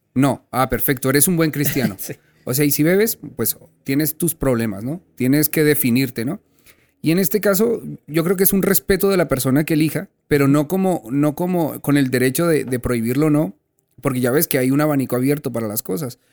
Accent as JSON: {"language": "Spanish", "country": "Colombia", "also_born_or_lived": "Spain", "moved": "yes", "lives_now": "Mexico", "said": "yo soy colombiano, pero viví casi media vida en España"}